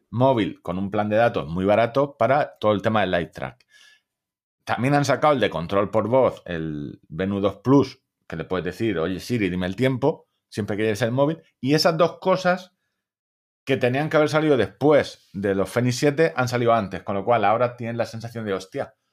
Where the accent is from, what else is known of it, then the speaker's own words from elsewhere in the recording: Móstoles, Community of Madrid, Spain; como se nota que soy de Móstoles